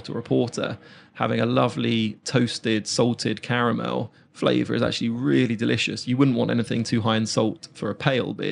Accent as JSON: {"language": "English", "town": "Reigate", "region": "South East England", "country": "United Kingdom", "tie": "born or raised there", "said": "yeah, yeah, yeah, yeah, Even my, um, my hometown."}